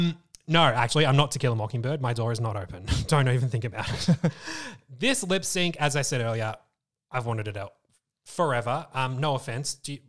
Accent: Moorabbin, Victoria, Australia; Eastern suburbs, Moorabbin.

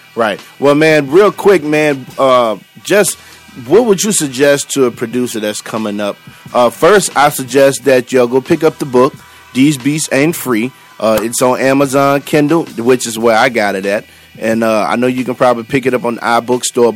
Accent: New Orleans, Louisiana, United States; now in Texas, United States; I'm originally from New Orleans

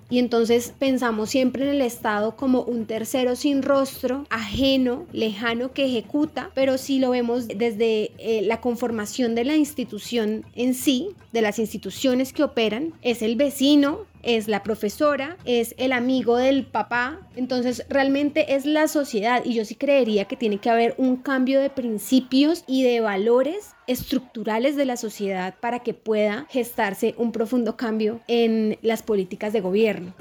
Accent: Colombia; nosotros sí tenemos como sociedad, colombianos y colombianas

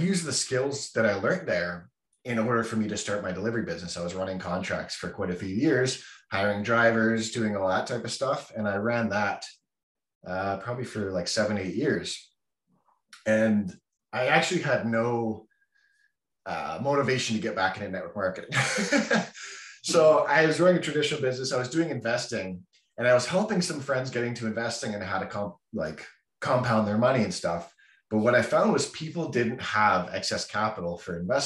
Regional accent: Vancouver, British Columbia, Canada; I'm from Vancouver, Canada

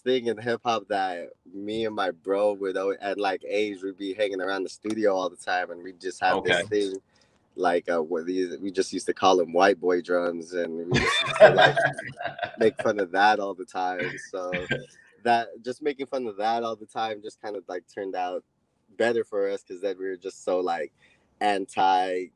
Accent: Los Angeles, California, United States; We're out from L.A., a little outer part of L.A. called The Valley

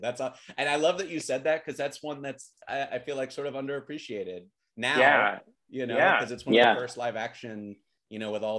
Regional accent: Alabama, United States; moved away as an adult; now in Los Angeles, United States; And when I first moved out to LA, because Walt Disney World was the first one I visited as a kid, because I'm from Alabama.

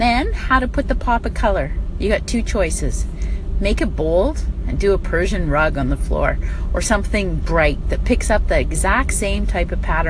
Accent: United States; now in Canada; as an American living in Canada

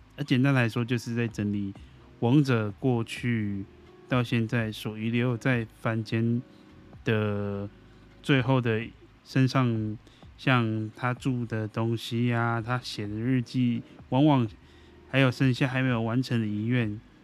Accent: Taiwan; 那我们台湾人民就没有救啦。

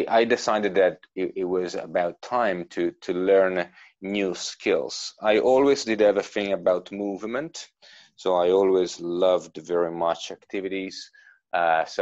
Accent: Genoa, Liguria, Italy; moved away as an adult; also born or lived in Verona, Italy; now in London, United Kingdom; My native city is Genoa, and my language is the Genovese

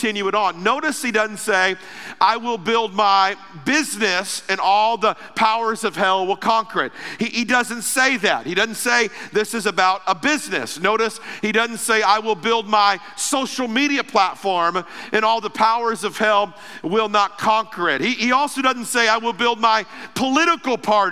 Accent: Ruskin, Florida, United States; I grew up in Florida. Most of my life was in Florida.

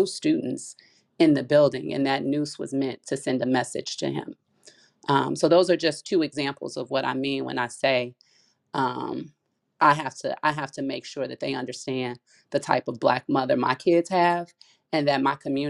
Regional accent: Chicago, Illinois, United States; also born or lived in East Coast; now in Portland, United States; I grew up in Chicago

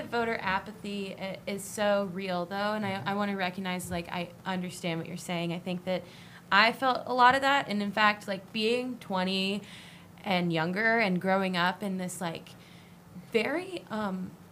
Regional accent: New Bern, North Carolina, United States; I grew up in New Bern for 18 years

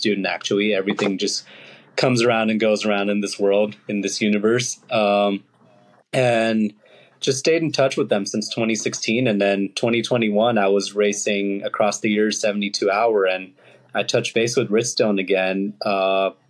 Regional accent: Los Angeles, California, United States; My parents are immigrants from India, and also was like born and raised in the Los Angeles area.

